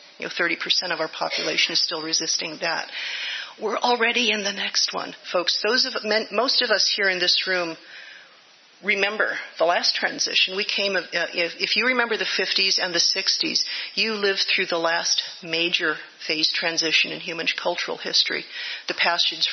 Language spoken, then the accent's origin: English; Livermore, California, United States; My brother and I grew up in Livermore, going to the Unitarian Church